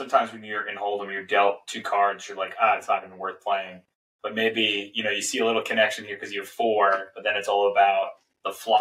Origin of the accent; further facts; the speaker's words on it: Long Island, New York, United States; we grew up on Long Island and just, you know, typical like four person small kind of family